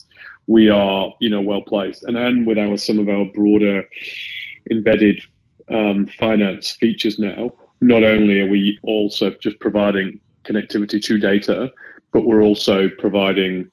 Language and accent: English; United Kingdom; accent: British; now in Sydney, Australia; I'm British, as you can tell probably by the accent.